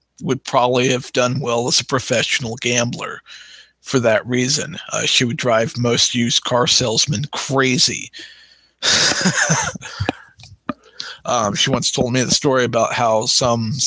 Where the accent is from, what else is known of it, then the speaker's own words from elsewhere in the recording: Missouri, United States; also born or lived in Arizona; I grew up in Missouri, but I was born in Arizona, Maricopa County, on a military installation that no longer exists.